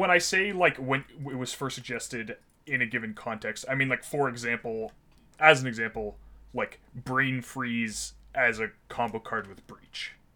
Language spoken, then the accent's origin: English; Ottawa, Ontario, Canada; now in Toronto, Canada; I grew up in Ottawa